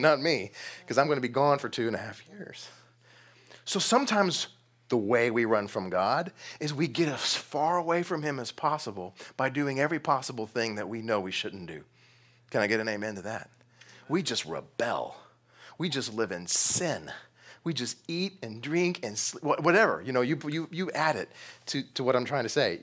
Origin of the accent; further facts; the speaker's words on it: Texas, United States; I'm from Texas.